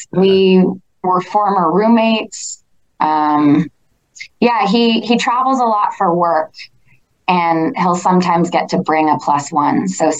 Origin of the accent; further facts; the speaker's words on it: Toronto, Ontario, Canada; And I just sort of said, like, I'm from Toronto.